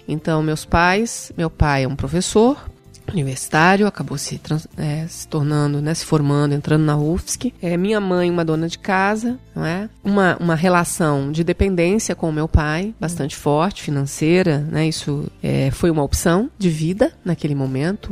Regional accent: Santo Amaro da Imperatriz, Santa Catarina, Brazil; also born or lived in Florianópolis; eu nasci em Florianópolis, na Carmela Dutra, que é uma, uma maternidade aqui, mas nós não somos daqui. Né? Minha mãe veio para cá porque o meu parto realmente foi bastante complicado. Eu sou de Santo Amaro da Imperatriz, da Varginha

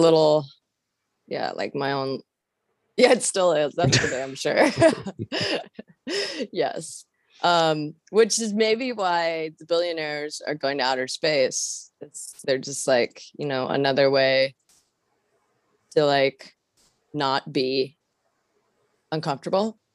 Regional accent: Washington, United States; moved away; I'm from Washington State originally

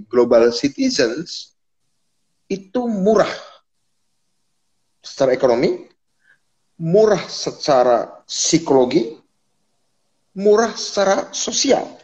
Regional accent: Cilacap, Central Java, Indonesia; besok malam dengan Cilacap, kampung halaman saya

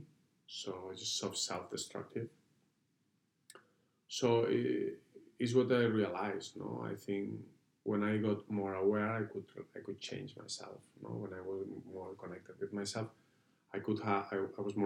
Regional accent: Barcelona, Catalonia, Spain; I'm Catalan, I'm from Barcelona

